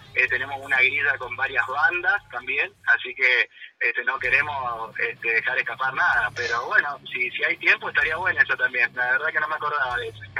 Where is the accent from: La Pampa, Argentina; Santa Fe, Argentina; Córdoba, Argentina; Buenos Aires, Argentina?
Córdoba, Argentina; now in Paso de la Patria, Argentina; yo soy de Córdoba y me vine a vivir acá